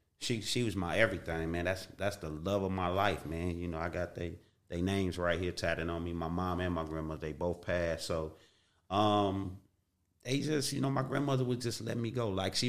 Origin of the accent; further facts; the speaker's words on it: Watts, California, United States; I grew up in Watts.